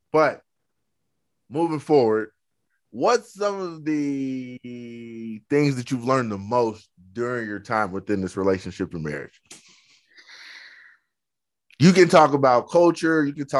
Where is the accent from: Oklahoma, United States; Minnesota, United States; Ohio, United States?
Oklahoma, United States; Like we're from Oklahoma, we're Native American, but I don't know the culture.